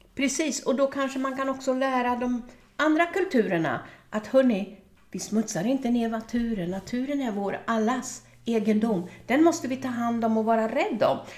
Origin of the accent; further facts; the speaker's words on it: Örebro, Örebro County, Sweden; i Örebro där jag är född och uppvuxen